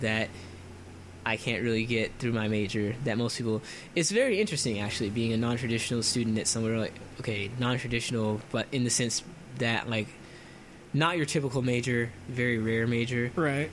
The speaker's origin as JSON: {"language": "English", "region": "Florida", "country": "United States", "moved": "yes", "said": "I'm from Florida, and so Florida is really humid"}